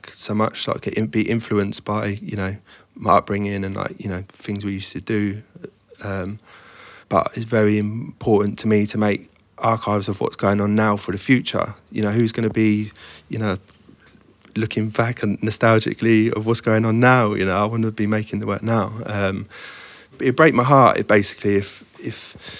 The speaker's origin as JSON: {"language": "English", "area": "the Fens, Cambridgeshire", "region": "East of England", "country": "United Kingdom", "tie": "born or raised there", "moved": "yes", "said": "I grew up in the Fens, which is a flat farmland, you know, between Cambridge and Peterborough."}